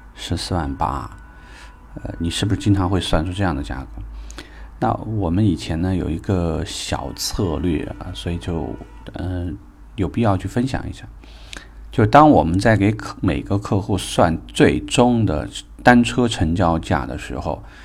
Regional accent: China; 我们是中国人

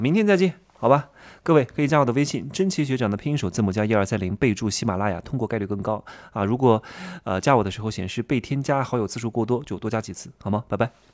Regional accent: Wuhu, Anhui, China; 我是芜湖人嘛，认识我们芜湖的一个中戏那年考第一名，叫吴宇泽

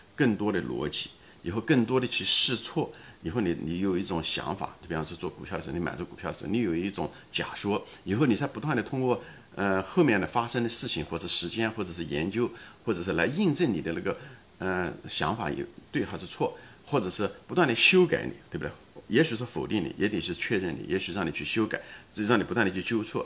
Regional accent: China; 虽然咱们都是中国人

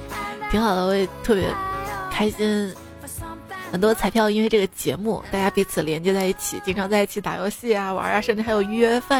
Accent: Guangxi, China; 然后你们广西人怎么说？我们广西人说是螺蛳粉，精髓。

